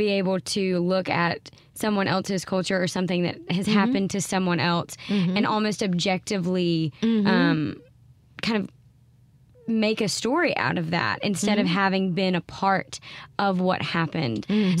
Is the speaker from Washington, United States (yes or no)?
no; Mississippi, United States; I grew up in Mississippi and I had a very different experience here than she did.